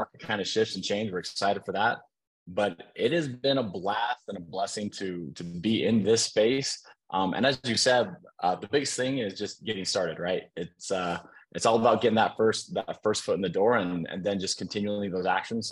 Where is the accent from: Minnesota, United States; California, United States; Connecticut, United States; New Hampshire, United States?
Minnesota, United States; also born or lived in San Diego; now in Utah, United States; I'm originally from Minnesota. I've been out here in Utah with my kids for the last few years.